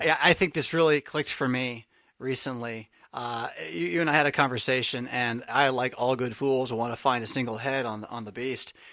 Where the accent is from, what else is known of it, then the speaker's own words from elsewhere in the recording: San Diego, California, United States; moved away as an adult; also born or lived in New Jersey; I grew up in San Diego